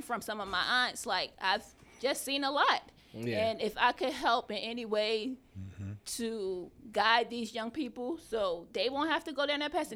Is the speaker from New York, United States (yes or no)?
no; Philadelphia, Pennsylvania, United States; moved away; I'm originally from Philadelphia